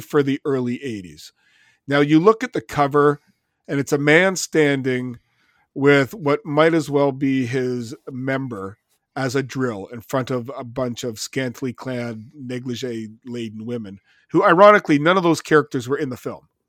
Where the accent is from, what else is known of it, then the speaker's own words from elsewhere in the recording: Canada; being a Canadian